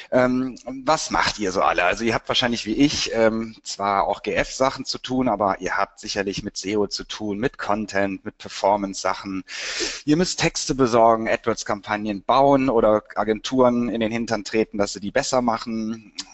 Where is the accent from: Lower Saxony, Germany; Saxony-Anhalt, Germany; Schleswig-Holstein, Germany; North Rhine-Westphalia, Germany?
North Rhine-Westphalia, Germany; Cologne; Äh, ich bin ja aus Köln und habe auch Wirtschaftspsychologie studiert.